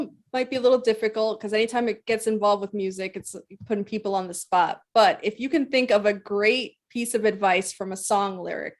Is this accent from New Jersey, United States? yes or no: yes; New Jersey, United States; we both are born and raised in New Jersey